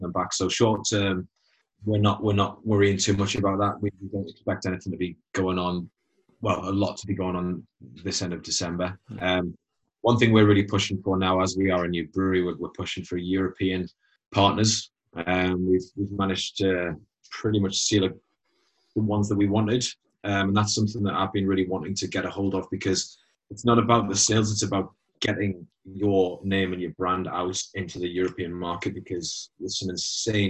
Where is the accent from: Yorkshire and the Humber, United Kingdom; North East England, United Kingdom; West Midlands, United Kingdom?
North East England, United Kingdom; Newcastle upon Tyne; We said, oh, Newcastle